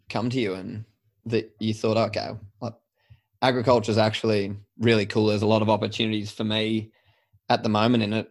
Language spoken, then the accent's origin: English; Sydney, New South Wales, Australia; born or raised there